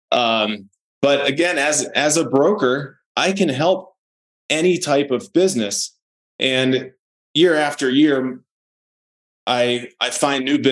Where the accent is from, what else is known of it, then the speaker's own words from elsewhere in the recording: Maryland, United States; moved away as an adult; now in Colorado, United States; I moved here from Maryland in 2008. I grew up there.